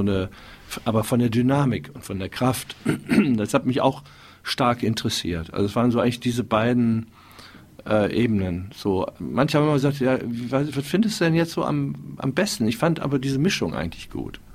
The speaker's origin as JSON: {"language": "German", "town": "Wuppertal", "region": "North Rhine-Westphalia", "country": "Germany", "tie": "born or raised there", "said": "Ja, also ich bin ja in Wuppertal ähm, aufgewachsen"}